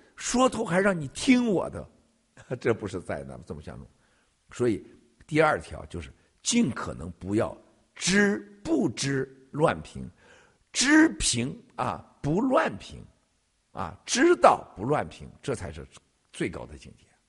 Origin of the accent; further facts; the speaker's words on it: China; 我们中国人是一个这么善良的民族